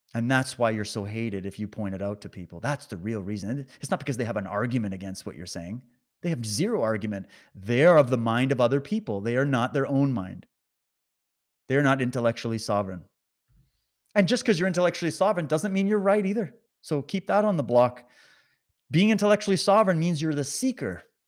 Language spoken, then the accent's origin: English; Canada